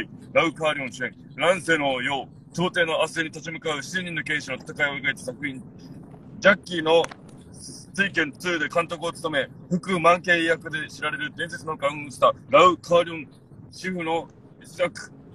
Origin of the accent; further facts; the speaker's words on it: Yomitan, Okinawa, Japan; 読谷出身なんで